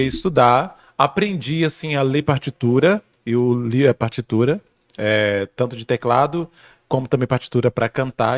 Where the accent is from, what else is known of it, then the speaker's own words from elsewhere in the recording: near Teixeira de Freitas, Bahia, Brazil; Eu sou da Bahia, do interior, uhum. é, para quem não conhece, sou baiano, é, sou de uma cidadezinha bem próxima à cidade de Teixeira de Freitas.